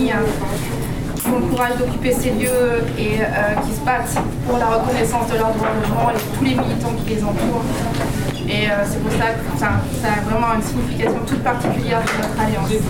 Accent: France; also born or lived in Wedding, Berlin, Germany; now in Berlin, Germany; je suis française

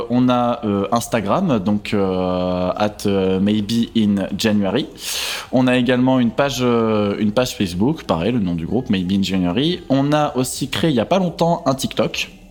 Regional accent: Limoges, Nouvelle-Aquitaine, France; nous, on est originaire de Limoges

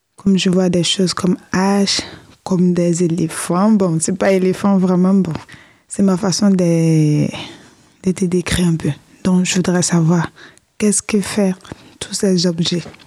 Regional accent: Côte d’Ivoire; now in France; chez moi, en Côte d'Ivoire

